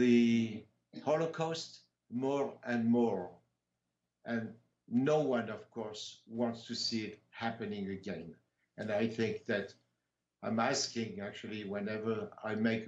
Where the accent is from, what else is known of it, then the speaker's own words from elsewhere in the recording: Compiègne, Hauts-de-France, France; now in Tahoe, United States; In Compiègne, which is my hometown